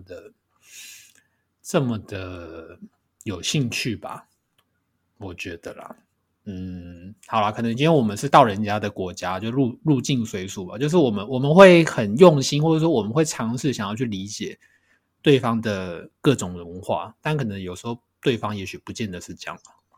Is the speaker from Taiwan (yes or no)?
yes; Taiwan